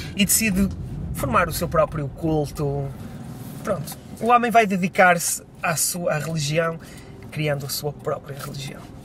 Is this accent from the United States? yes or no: no; Vila Nova de Gaia, Norte, Portugal; aqui na minha terra